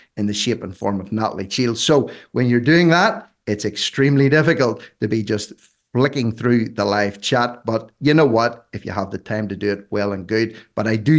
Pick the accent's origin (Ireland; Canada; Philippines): Ireland; I'm just an Irishman